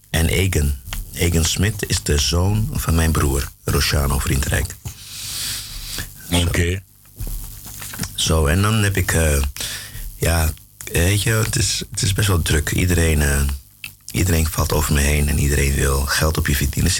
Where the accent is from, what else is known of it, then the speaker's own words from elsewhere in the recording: Klaaskreek, Brokopondo, Suriname; Ja, ik ben in Broekenpondel geboren. Maar Klaaskreek was mijn dorp.